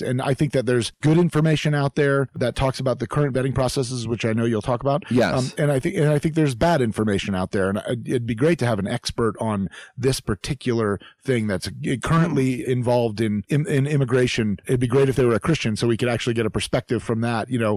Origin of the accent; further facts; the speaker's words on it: Florida, United States; growing up in Florida as a kid